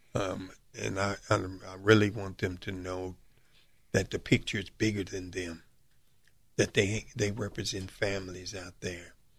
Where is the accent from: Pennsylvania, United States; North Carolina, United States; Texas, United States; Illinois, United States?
Illinois, United States; Chicago; Born and raised in Chicago, South Side, South suburb of Chicago